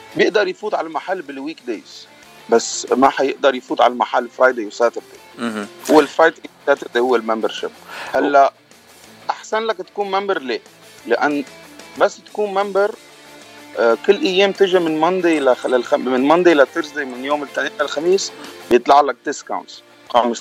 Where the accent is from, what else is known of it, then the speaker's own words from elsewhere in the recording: Lebanon; moved away as an adult; now in United States; انا من لبنان آه، جيت لهالبلد قبل تسع سنين